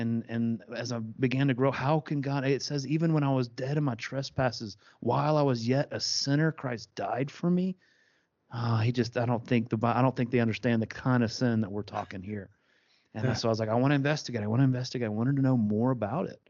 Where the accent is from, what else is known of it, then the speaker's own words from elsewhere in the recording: East Tennessee, United States; I'm from East Tennessee, which is about 2.5 hours away